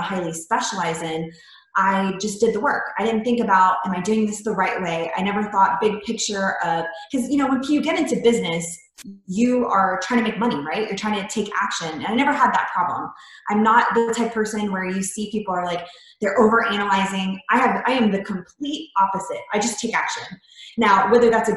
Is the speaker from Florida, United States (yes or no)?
yes; Florida, United States; moved away; I'm originally from Florida. So I came here